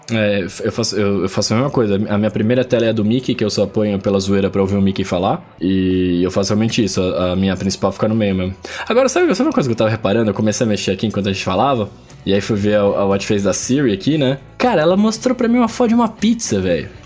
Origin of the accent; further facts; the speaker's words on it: Brazil; eu sou brasileiro